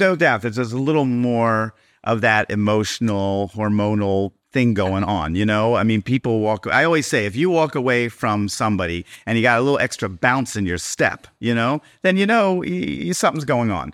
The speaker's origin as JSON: {"language": "English", "town": "Baltimore", "region": "Maryland", "country": "United States", "tie": "born or raised there", "moved": "yes", "lives_now": "Miami Beach, United States", "said": "I grew up in Baltimore"}